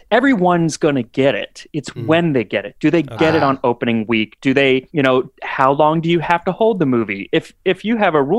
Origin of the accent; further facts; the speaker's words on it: Phoenix, Arizona, United States; also born or lived in New York; now in Los Angeles, United States; I'm from Phoenix originally.